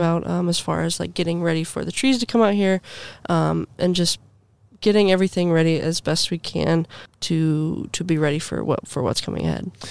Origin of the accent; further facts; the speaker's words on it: Granville, Ohio, United States; I grew up in Granville, Ohio